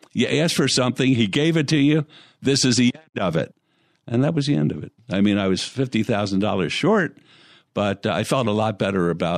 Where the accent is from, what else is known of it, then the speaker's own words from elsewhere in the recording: Philadelphia, Pennsylvania, United States; moved away as an adult; now in Las Vegas, United States; I mean, I came from Philadelphia.